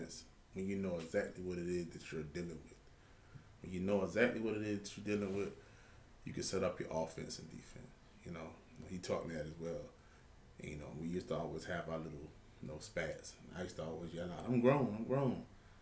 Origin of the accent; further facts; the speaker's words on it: Savannah, Georgia, United States; Pretty much born and raised right here in Savannah, Georgia. Been here all my life, pretty much